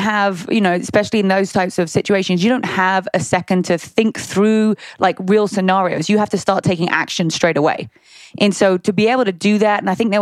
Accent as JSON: {"language": "English", "country": "United Kingdom", "also_born_or_lived": "Long Beach", "accent": "British", "moved": "as an adult", "lives_now": "United States", "said": "I'm going to use my British accent"}